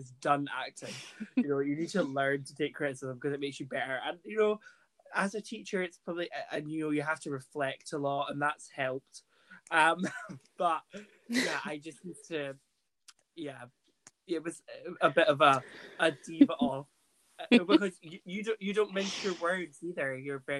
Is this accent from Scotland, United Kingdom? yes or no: yes; Burntisland, Scotland, United Kingdom; Junior Youth Theatre and Burnt Island Youth Theatre are drama groups in my hometown.